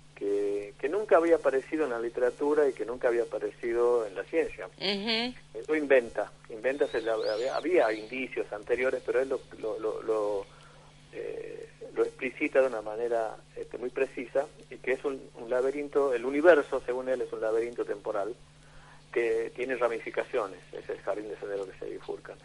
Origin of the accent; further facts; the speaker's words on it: Tucumán, Argentina; yo soy de Tucumán